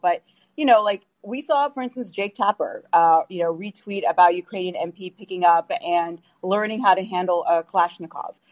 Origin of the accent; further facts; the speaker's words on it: Canada; now in United States; I'm also Canadian